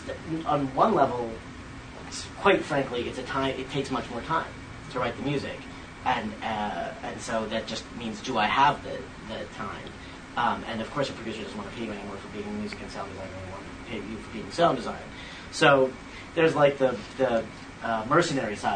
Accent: New England, United States; moved away; also born or lived in New York / Philadelphia; I grew up in New England, and I've lived in New York and Philly.

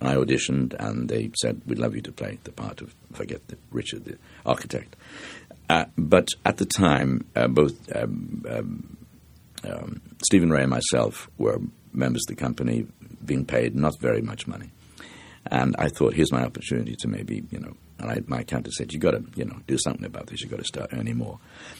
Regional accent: Dublin, Leinster, Ireland; You see, I come from the South Circle Road in Dublin, and a lot of people who come from there

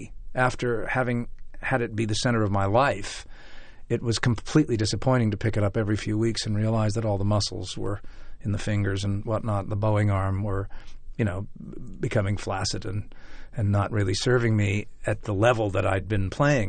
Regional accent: Chicago, Illinois, United States; also born or lived in New York, United States; About 12 years I was an actor, first in Chicago, my hometown, and then rather quickly in New York.

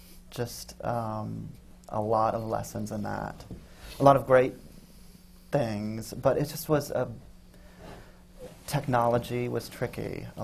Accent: Arizona, United States; I mean, I came from Arizona, and I came here, and I started working in dance

